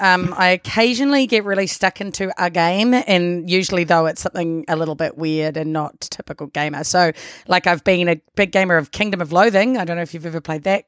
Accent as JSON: {"language": "English", "country": "New Zealand", "also_born_or_lived": "Australia", "accent": "Kiwi", "moved": "yes"}